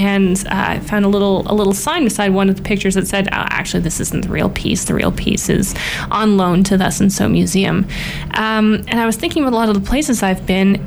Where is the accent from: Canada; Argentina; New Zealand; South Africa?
Canada; being Canadian, being, you know, a person who lives this far north